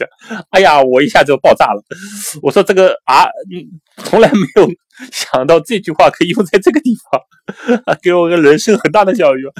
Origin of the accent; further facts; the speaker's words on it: Shanghai, China; 听说我是从这个中国来的啊，我跟他说从上海来的，他知道上海这个城市。